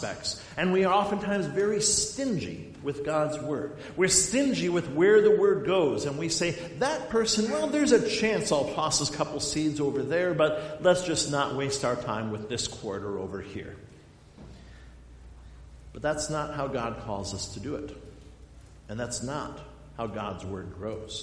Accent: Black Hills of South Dakota, United States; now in Lowden, United States; I grew up in the Black Hills of South Dakota, in the granite mountains out there.

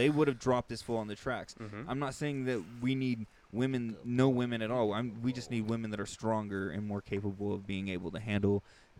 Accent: Lodi, California, United States; this woman from Lodi, my hometown

